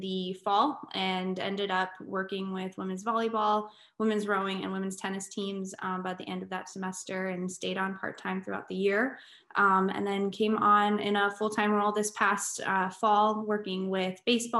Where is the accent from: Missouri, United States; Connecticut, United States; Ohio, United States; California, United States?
California, United States; Southern; moved away as an adult; now in Massachusetts, United States; I'm from Southern California